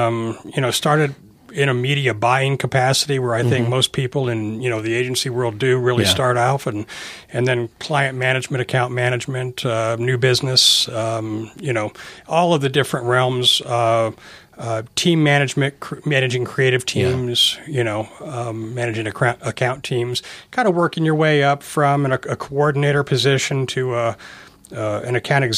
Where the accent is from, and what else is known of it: Globe, Arizona, United States; born or raised there; now in Prescott, United States